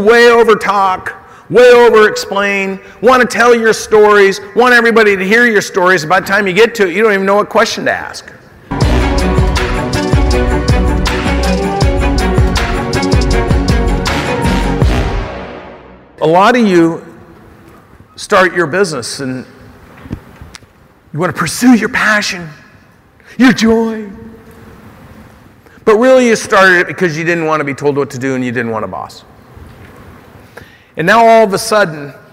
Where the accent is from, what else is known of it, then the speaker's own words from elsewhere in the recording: Oregon, United States; And I'm from Oregon